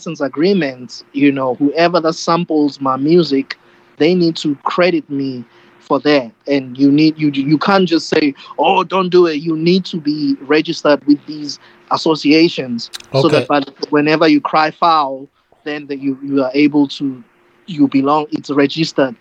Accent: Soweto, Gauteng, South Africa; now in Scottsdale, United States; my hometown in Soweto

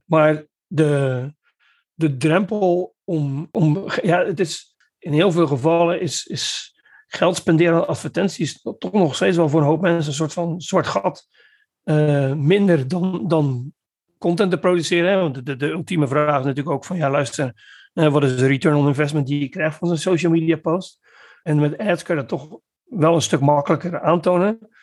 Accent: Netherlands; moved away as an adult; now in Belgium; ik kom uit Nederland

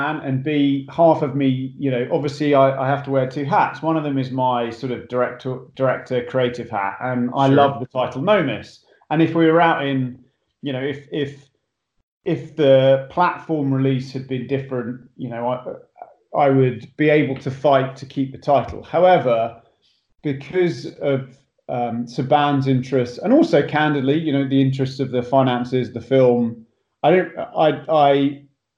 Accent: Botany Bay, north London, United Kingdom; accent: English; moved away as an adult; also born or lived in Hertfordshire, England; now in Los Angeles, United States; I actually grew up in a place called Botany Bay, which is where I also used to play cricket. But it's in between a place called Enfield and Potter's Bar. So just sort of north London

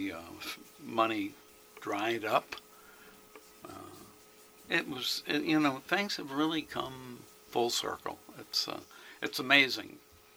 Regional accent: Bel Air, Maryland, United States; I grew up in Bel Air. I'm educated in Bel Air, the public school system there.

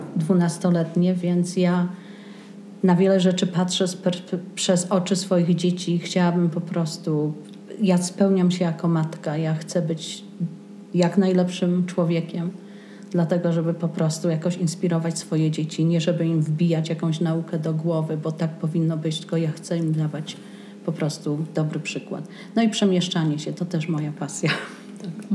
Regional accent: village near Wrocław, Lower Silesian Voivodeship, Poland; also born or lived in US East Coast; now in Santa Fe, United States; Ja też wychowałam się na wsi pod Wrocławiem, urodziłam się we Wrocławiu.

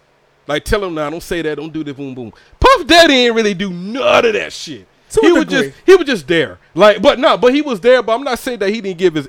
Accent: Georgia, United States; I'm from Georgia.

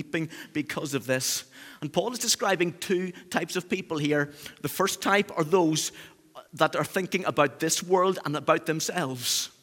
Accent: Northern Ireland, United Kingdom; accent: Northern Irish; now in Cheshire, United Kingdom; my Northern Irish roots

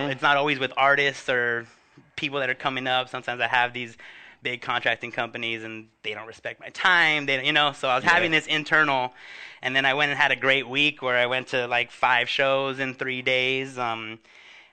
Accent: Huntington Park, California, United States; my hometown of Huntington Park

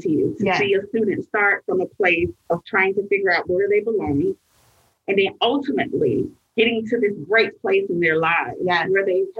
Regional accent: Atlanta, Georgia, United States; I was raised in East Atlanta

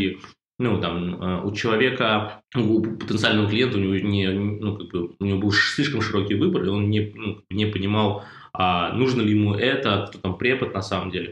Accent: Russia; мы из России

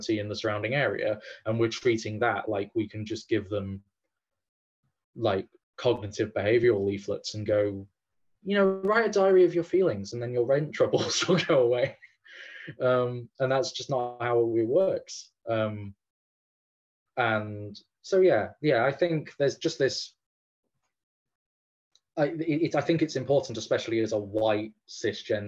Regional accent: England, United Kingdom; as an Englishman that doesn't speak Irish

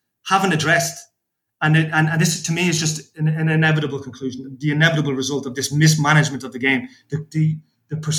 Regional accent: Dublin, Leinster, Ireland; a fellow who grew up in Dublin

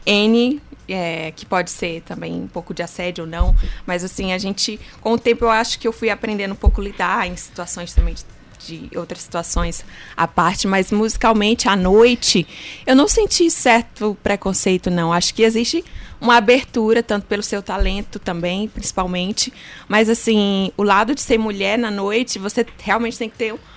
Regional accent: Pedreiras, Maranhão, Brazil; nasci em Pedreiras

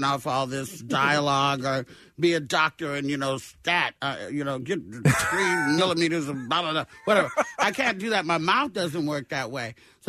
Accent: Arkansas, United States; born there; I was born in Arkansas.

